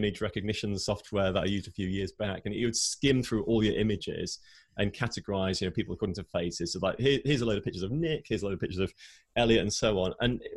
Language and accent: English; United Kingdom; I grew up here in the UK. I'm British, as you can probably hear